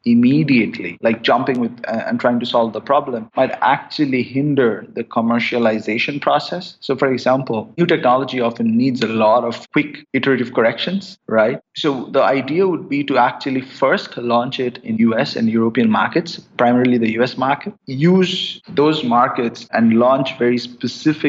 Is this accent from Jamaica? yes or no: no; India; moved away as an adult; I grew up in India